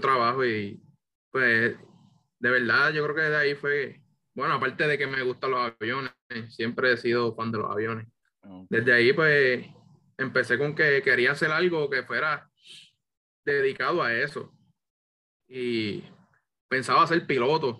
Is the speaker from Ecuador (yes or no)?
no; Puerto Rico; yo vengo del pueblo de Bonito, aquí me crié